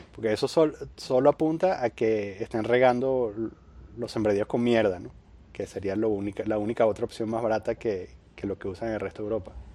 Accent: Venezuela; moved away; yo vengo de Venezuela

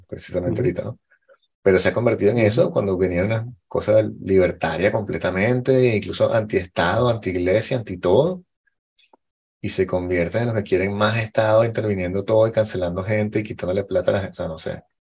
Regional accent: Venezuela; yo soy venezolano y blanco y hombre

